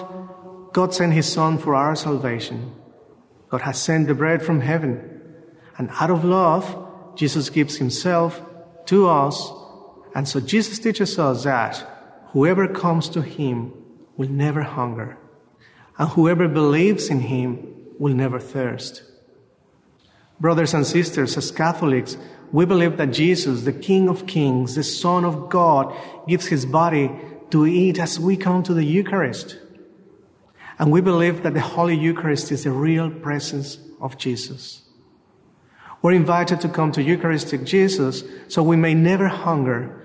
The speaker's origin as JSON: {"language": "English", "country": "Mexico", "moved": "yes", "lives_now": "Australia", "said": "I am from Mexico"}